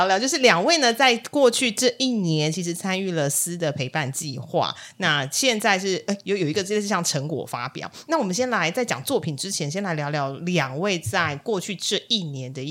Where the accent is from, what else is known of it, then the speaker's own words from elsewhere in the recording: Kaohsiung, Taiwan; 我们也是高雄人